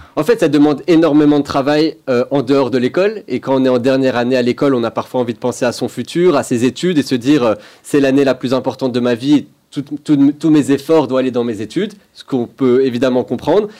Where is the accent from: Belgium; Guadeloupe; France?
Belgium; moved away as an adult; j'ai grandi en Belgique